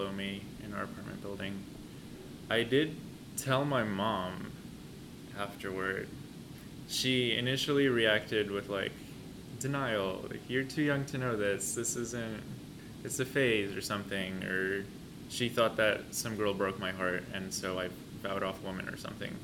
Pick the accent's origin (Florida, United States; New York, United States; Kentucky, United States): New York, United States; also born or lived in Poland; I was born in Poland. I've lived most of my life in New York